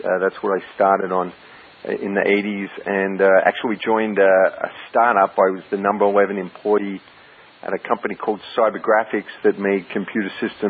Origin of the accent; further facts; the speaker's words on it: Melbourne, Victoria, Australia; moved away as an adult; now in New York, United States; I grew up in Melbourne, Australia, which is the south coast, but really more like the north coast of the United States. Went to Melbourne High School and Melbourne University